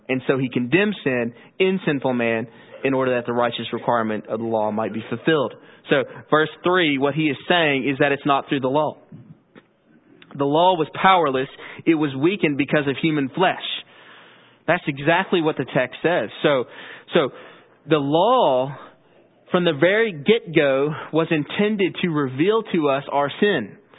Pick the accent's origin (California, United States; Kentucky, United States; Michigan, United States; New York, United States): Kentucky, United States; Owensboro; I grew up in Owensboro. My family's been Christians for generations.